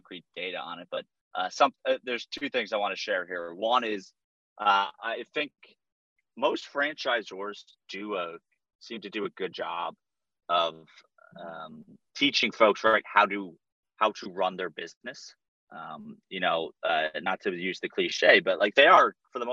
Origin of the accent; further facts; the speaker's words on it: Northeast, United States; I'm from the Northeast